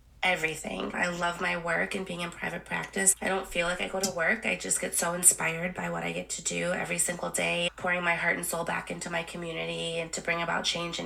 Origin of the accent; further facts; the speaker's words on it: Milwaukee, Wisconsin, United States; also born or lived in Santiago, Chile; I grew up in Milwaukee, Wisconsin